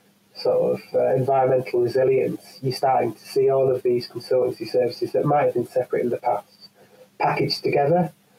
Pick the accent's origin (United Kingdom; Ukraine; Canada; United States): United Kingdom; the north of England; accent: northern English; live in the north of England. I don't know how international this is, so I've pretty much lost most of my northern accent.